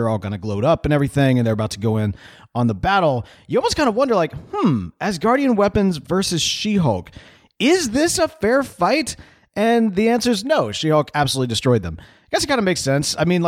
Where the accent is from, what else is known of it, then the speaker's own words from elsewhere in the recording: Houston, Texas, United States; And I know I shouldn't say this because I'm like from Houston